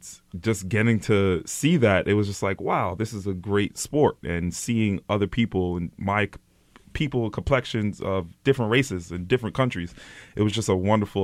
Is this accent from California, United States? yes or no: no; New York City, New York, United States; also born or lived in Far Rockaway, Queens; I was born in Far Rockaway, Queens, and I moved to Brooklyn when I was like 7 months. So I really didn't get to know Far Rockaway as it was in the 90s. But I moved to East New York, Brooklyn